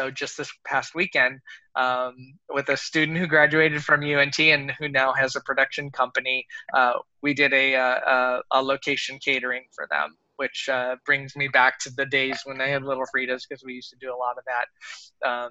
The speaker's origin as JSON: {"language": "English", "region": "Southern California", "country": "United States", "tie": "born or raised there", "also_born_or_lived": "Long Beach, California", "moved": "as an adult", "lives_now": "Fort Worth, United States", "said": "growing up in Southern California, of course, Mexican food is huge."}